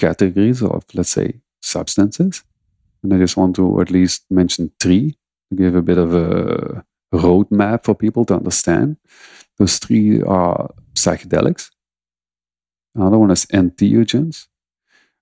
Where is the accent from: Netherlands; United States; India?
Netherlands; I'm from the Netherlands